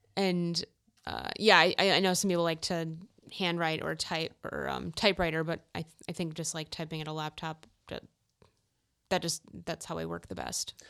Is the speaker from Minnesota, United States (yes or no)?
yes; Minnesota, United States; I grew up in Minnesota